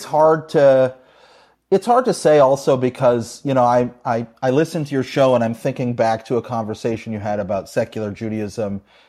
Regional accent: Canada; also born or lived in New York; I went to Jewish day school, and it was, you know, my whole life was Jewish growing up in Canada.

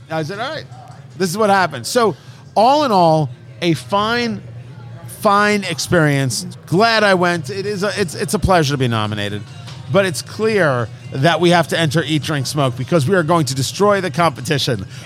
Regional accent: Michigan, United States; Oh, nothing good out of Michigan. Oh, I can't go there. It's, uh, it's my home state.

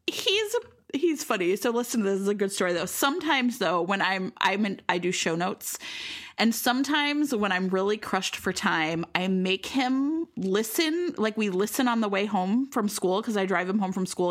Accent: Cleveland, Ohio, United States; now in Chicago, United States; I grew up in Cleveland, Leary, Ohio

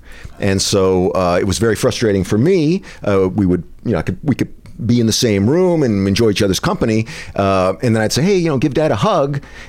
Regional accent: Old Saybrook, Connecticut, United States; I'm on the Connecticut shoreline, Old Saybrook, Connecticut, where the river meets the sound.

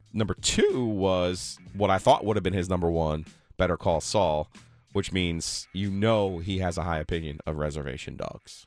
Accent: New Jersey, United States; moved away as an adult; now in North Carolina, United States; I'm from New Jersey

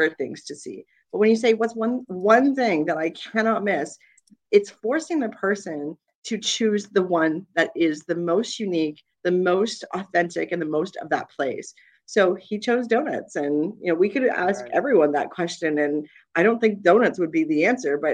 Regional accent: Toronto, Ontario, Canada; we're from Toronto

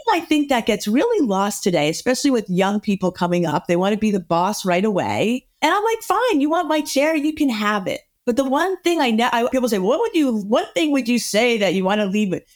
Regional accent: the North, United States; I was from the North and I was working in the South.

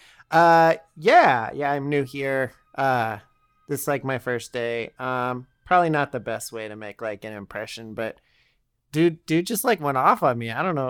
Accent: California, United States; Yeah, you know, I'm from California.

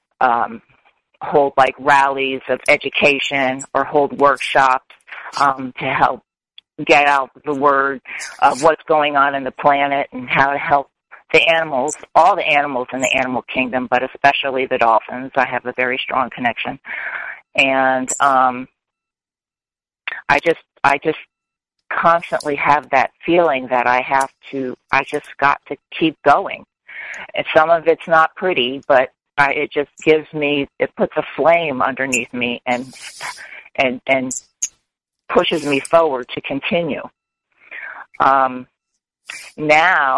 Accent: Florida, United States; also born or lived in North Carolina; being I grew up in Florida, I'm a Floridian

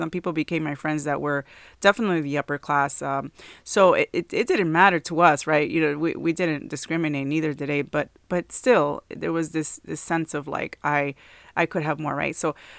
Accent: New Jersey, United States; moved away; So they earned even less than they did up in where we came from New Jersey. So it was really kind of like really more difficult when we moved down here for a while.

